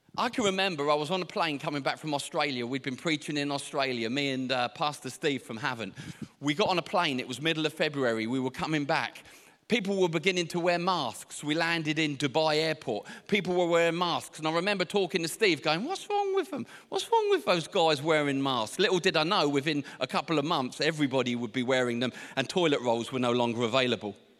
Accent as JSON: {"language": "English", "town": "Portsmouth", "region": "South East England", "country": "United Kingdom", "said": "I can never get this word out correctly because I'm from Portsmouth"}